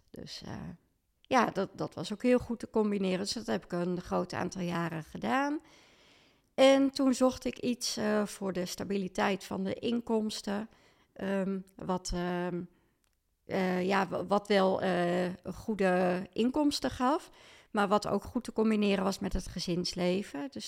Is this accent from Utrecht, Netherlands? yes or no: yes; Leusden, Utrecht, Netherlands; also born or lived in Amersfoort; now in Lunteren, Netherlands; ik eh, ben geboren in Amersfoort, opgegroeid in Leusden. En eh, sinds 2007 woon ik in Lunteren.